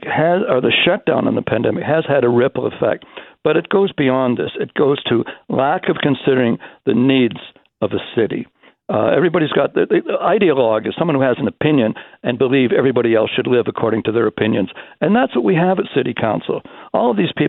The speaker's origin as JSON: {"language": "English", "town": "Toronto", "region": "Ontario", "country": "Canada", "tie": "born or raised there", "said": "I grew up in the West End of Toronto"}